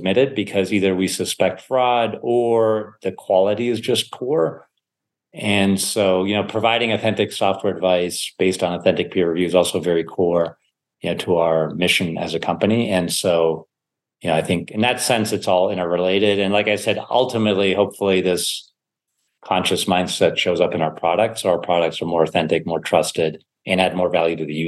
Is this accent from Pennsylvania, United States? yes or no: yes; Sewickley, Pennsylvania, United States; also born or lived in Germany; I was growing up in Pittsburgh, or a suburb of Pittsburgh called Swickley.